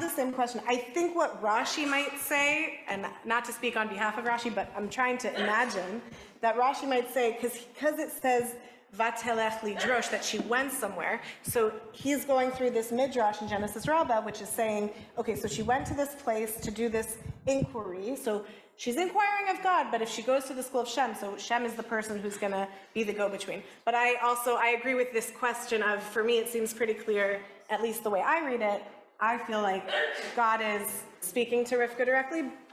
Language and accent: English; Los Angeles, California, United States; because I'm from